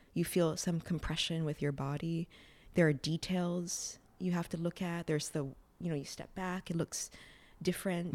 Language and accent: English; Hawaii, United States; now in New York, United States; growing up in Hawaii without a family that was immersed in the arts and living in New York